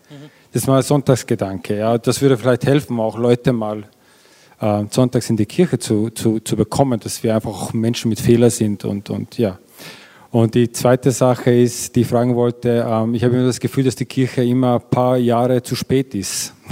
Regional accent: Vienna, Austria; Ich bin aus Wien, und es, man sieht einfach, dass er in die Kita geht

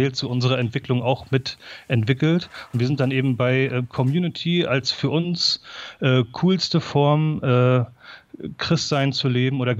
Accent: Neubrandenburg, Mecklenburg-Vorpommern, Germany; ich bin, ähm, äh, wie ihr gerade schon gesagt habt, ich komme aus Neubrandenburg

